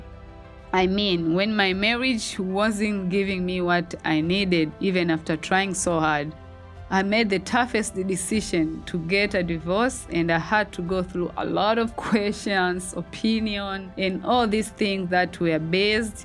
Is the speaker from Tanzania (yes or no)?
yes; Tanzania; moved away as an adult; now in United States; Moving to the United States from my home country in Tanzania for the very first time